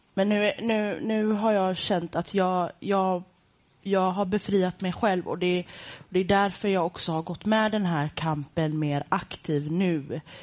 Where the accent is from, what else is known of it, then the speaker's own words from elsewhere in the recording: Gothenburg, Västra Götaland, Sweden; jag är från Göteborg